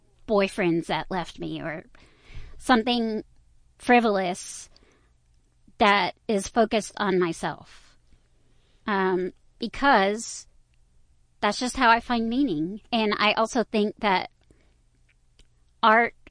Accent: Aldine area, Texas, United States; I grew up in the Aldean area

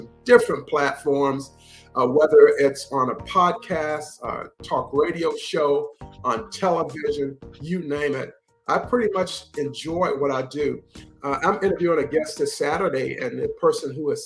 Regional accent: North Carolina, United States; moved away as an adult; my hometown in North Carolina

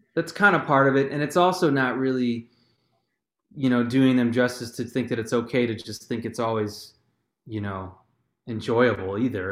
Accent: Inverness, Illinois, United States; also born or lived in Elmhurst, Illinois / Elk Grove Village, Illinois; by about age three, I moved to Inverness, Illinois, which is a northwest suburb of Chicago, near Palatine

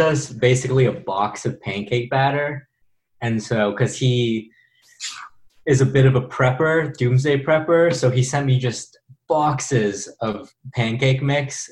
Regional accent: Bay Area, California, United States; also born or lived in Los Angeles; now in New York, United States; I'm from the Bay Area

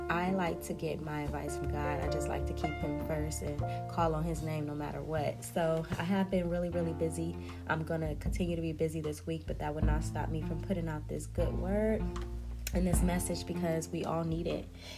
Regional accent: Compton, California, United States; also born or lived in Watts, Los Angeles; I was born in Compton. I was raised in the hood between Watts and Compton, all throughout the LA district.

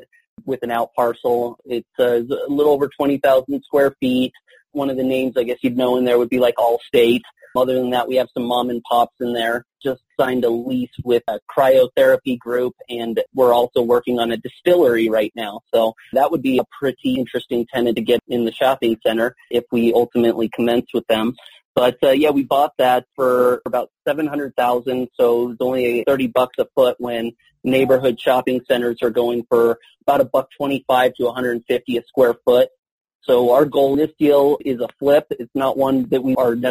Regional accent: Southern California, United States; moved away as an adult; also born or lived in Mexico / Cedar City, Utah; now in Colorado Springs, United States; I'm officially a Colorado Springs resident and originally from Southern California. I was born in Mexico

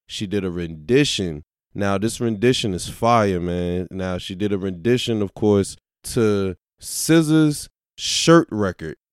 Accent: Virginia, United States; growing up in Virginia

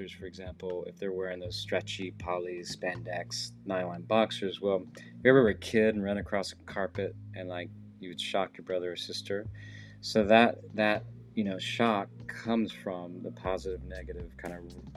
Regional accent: the South, United States; I grew up in the South

